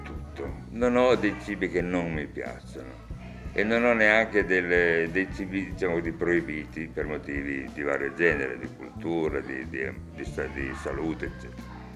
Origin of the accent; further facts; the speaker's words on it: Turin, Piedmont, Italy; sono nato a Torino e vissuto a Torino sempre, a parte qualche viaggio, ma comunque sempre a Torino